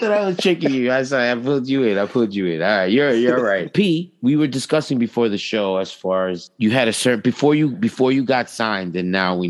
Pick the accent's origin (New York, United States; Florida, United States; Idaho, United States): New York, United States; New York City; We're all from the city, from New York.